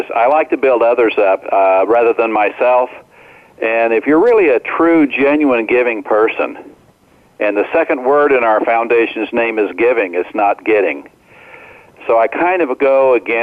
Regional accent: Omaha, Nebraska, United States; when I grew up in Omaha, Nebraska, as a senior in high school, I was only 17

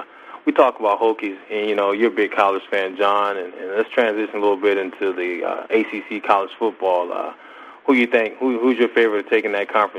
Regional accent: Norfolk, Virginia, United States; I'm from that home, from that area, from the Tidewater area. So I grew up in Norfolk, and I played against Vic in 98.

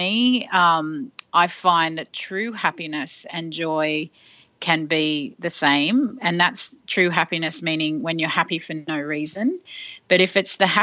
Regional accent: Sydney, New South Wales, Australia; moved away as an adult; also born or lived in London; I grew up in Sydney but moved to London and worked in a record company

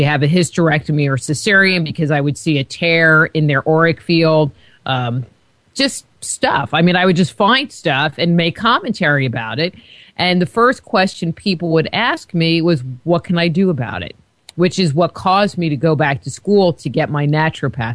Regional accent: near Woodstock, New York, United States; I grew up near Woodstock, New York

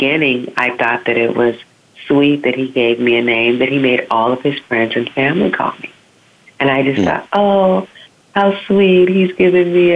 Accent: Southern California, United States; I was born in Southern California, and I lived in California all my life

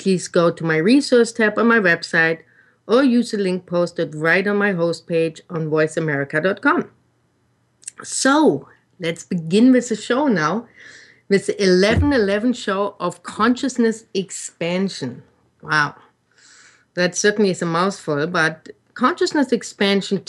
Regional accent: Germany; English is a second language; moved away; when I grew up in Germany

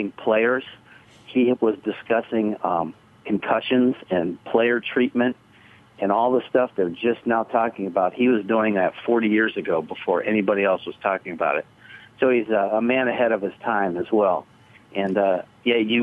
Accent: Canton, Ohio, United States; we grew up in the Hall of Fame city

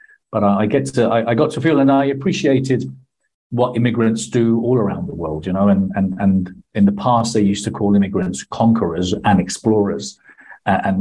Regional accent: Marbella, Andalusia, Spain; moved away as an adult; also born or lived in London / Buenos Aires; moved back to Spain when I was nine, and brought up nearly all my life in Spain

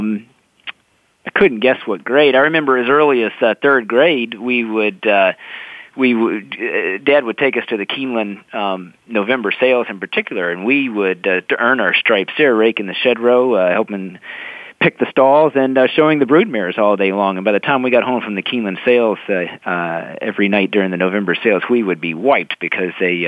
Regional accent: Paris, Kentucky, United States; moved away as an adult; now in Canada; all of my childhood memories were growing up in Claiborne Farm

